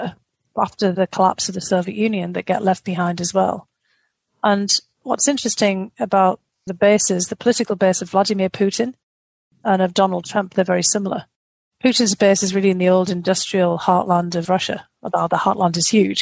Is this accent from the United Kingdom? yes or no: yes; United Kingdom; being a Brit, I grew up on Charles Dickens